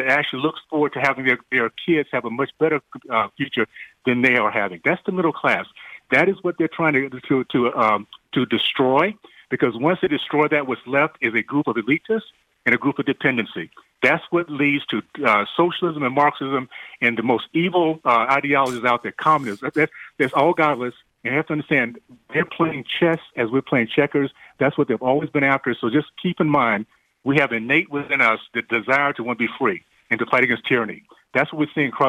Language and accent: English; Deep South, United States; growing up in the Deep South in the 60s